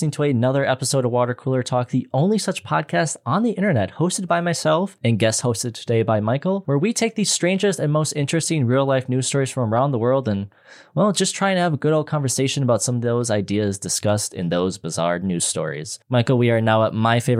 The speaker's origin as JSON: {"language": "English", "region": "Midwest", "country": "United States", "said": "I'm from the Midwest and we're very nice people."}